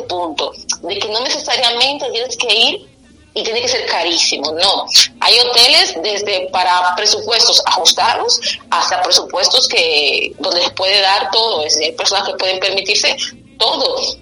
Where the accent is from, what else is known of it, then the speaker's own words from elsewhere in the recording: Dominican Republic; nosotros sentimos mucho los dominicanos, somos bastante como los mexicanos sufridos